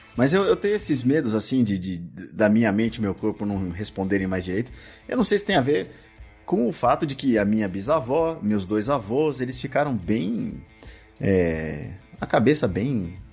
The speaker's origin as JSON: {"language": "Portuguese", "region": "São Paulo", "country": "Brazil", "moved": "yes", "said": "eu só percebi raízes quando eu saí de São Paulo"}